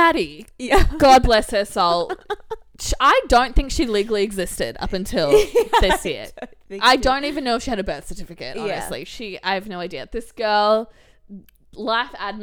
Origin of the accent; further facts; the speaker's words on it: Geelong, Victoria, Australia; accent: Aussie; moved away as an adult; now in England; I'm from Geelong